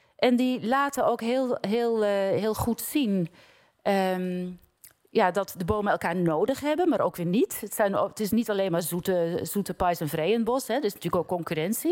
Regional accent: Giessenburg, South Holland, Netherlands; born or raised there; moved away

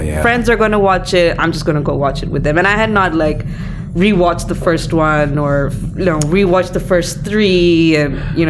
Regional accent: Malaysia; I grew up in Malaysia

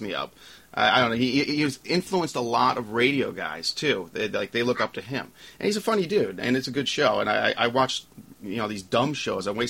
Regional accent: New York, United States; now in Pittsburgh, United States; I'm from New York, and I'm now living in Pittsburgh.

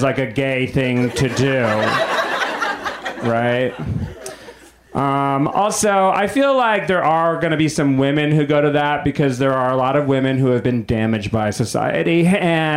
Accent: New England, United States; moved away; I'm from New England

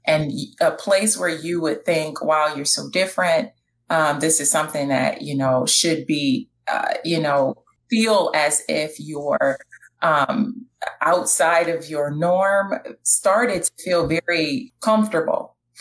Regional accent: Detroit, Michigan, United States; born and raised in Detroit, graduated from King High School

